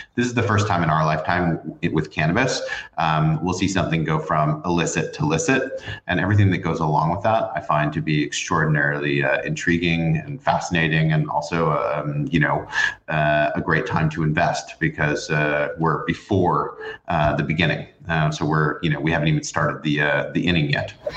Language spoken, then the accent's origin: English; New York, United States; growing up in New York